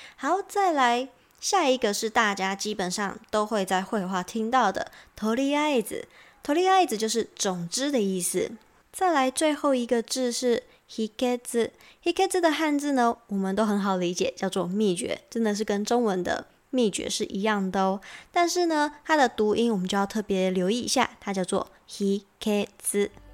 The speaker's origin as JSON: {"language": "Chinese", "country": "Taiwan", "said": "我是台湾人"}